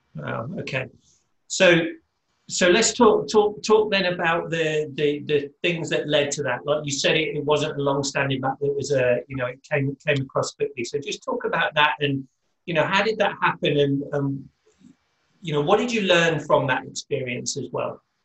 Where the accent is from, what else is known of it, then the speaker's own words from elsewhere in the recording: United Kingdom; I'm British